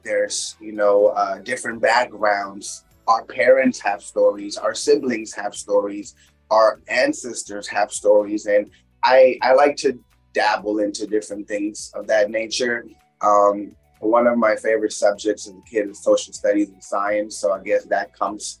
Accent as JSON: {"language": "English", "town": "Kensington", "region": "Maryland", "country": "United States", "tie": "born or raised there", "also_born_or_lived": "India / New York City"}